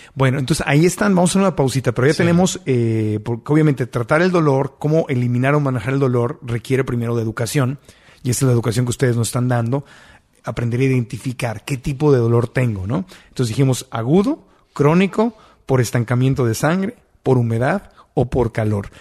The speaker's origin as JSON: {"language": "Spanish", "country": "Mexico", "said": "yo como mexicano"}